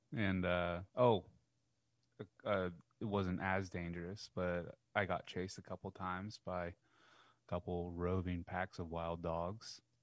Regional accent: United States; I'm, I'm from by God America

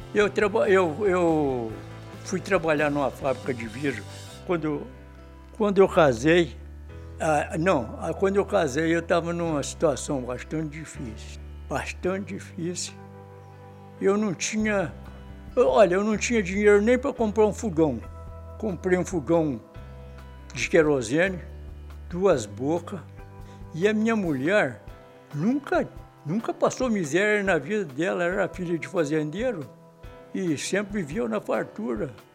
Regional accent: Bom Jesus do Itabapoana, Rio de Janeiro, Brazil; also born or lived in Natividade, Rio de Janeiro; Eu nasci em Bom Jesus, Tabapuana

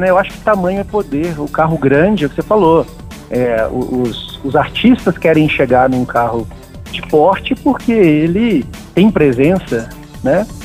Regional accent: Minas Gerais, Brazil; moved away as an adult; now in Brasília, Brazil; Eu sou de Minas. Isso. Sou de Minas. Tem dez anos que eu moro em Brasília.

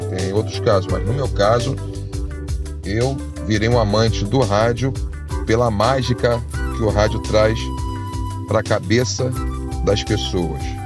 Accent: Rio de Janeiro, Brazil; also born or lived in Tijuca, Rio de Janeiro; sou nascido na Tijuca, mas sempre morei em Jacarepaguá

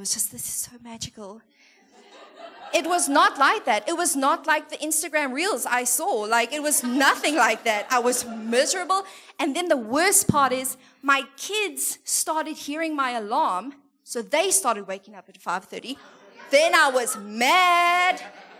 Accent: South Africa; moved away; we're from there. And we're, like, super proudly South African

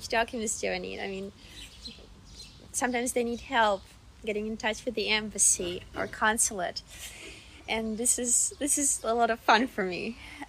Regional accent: near Minsk, Minsk Region, Belarus; English is a second language; moved away as an adult; now in Berlin, Germany; So I'm 32 years old. I'm from Belarus originally. I was born in Minsk. Yeah, the capital city. And I spent most of my life actually in Belarus. So I grew up also in like a small town near Minsk, in the suburbs basically.

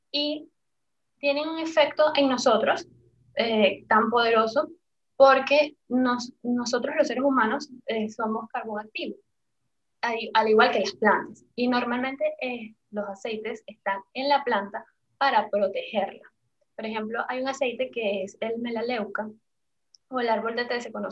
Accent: Caracas, Capital District, Venezuela; moved away as an adult; now in Panama; de Caracas. Eh, me vine a Panamá hace, ya van a ser cinco años

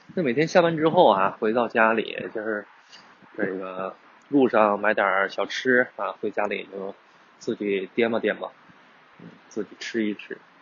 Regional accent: northern China, China; now in Guangdong, China; 本身我也是北方人

